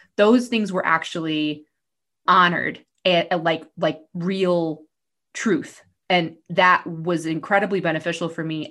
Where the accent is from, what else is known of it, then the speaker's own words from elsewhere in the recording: New York, United States; I grew up in New York